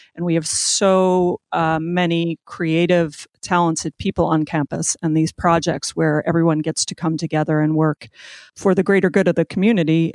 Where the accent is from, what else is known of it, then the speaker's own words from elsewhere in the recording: Northern Ocean County, New Jersey, United States; I grew up in Northern Ocean County